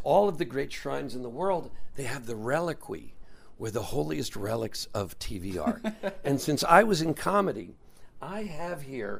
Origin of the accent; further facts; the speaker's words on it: Beverly Hills, California, United States; When I was a kid, I grew up in Beverly Hills